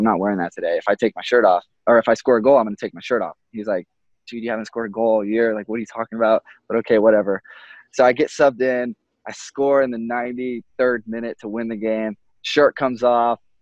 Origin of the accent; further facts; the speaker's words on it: Texas, United States; moved away; I grew up in Texas where no one really played soccer that much.